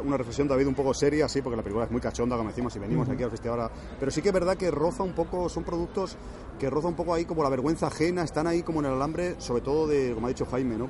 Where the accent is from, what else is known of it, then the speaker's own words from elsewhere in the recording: Cornellà de Llobregat, Catalonia, Spain; moved away; yo soy de Cornellá y Obregat, aunque ahora no vivo aquí del todo